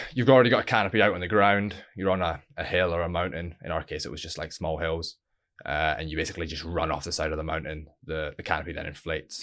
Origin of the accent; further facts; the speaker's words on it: Stonehaven, Scotland, United Kingdom; originally I'm from a little town called Stonehaven, northeast of Scotland